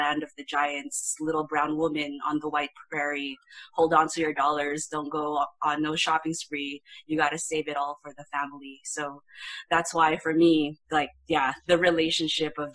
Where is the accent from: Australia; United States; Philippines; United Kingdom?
Philippines; Manila, Metro Manila; moved away; also born or lived in Caloocan City; growing up in Manila